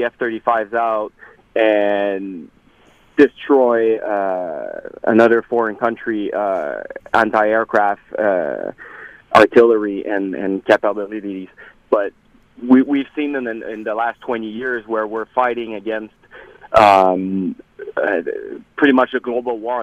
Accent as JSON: {"language": "English", "country": "Canada", "said": "as a Canadian veteran and as a defense analyst"}